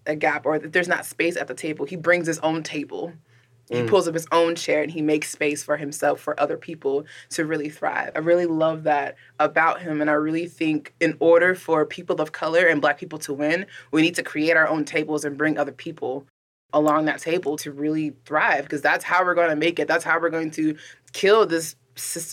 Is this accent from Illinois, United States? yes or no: yes; Southern Illinois, United States; I grew up in Southern Illinois